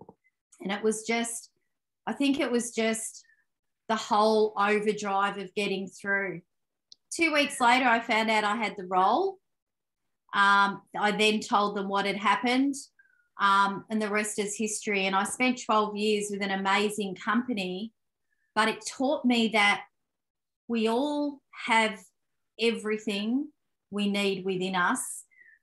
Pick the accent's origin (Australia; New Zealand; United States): Australia; Melbourne, Victoria; I grew up in Melbourne, Victoria, Australia, Italian Australian parents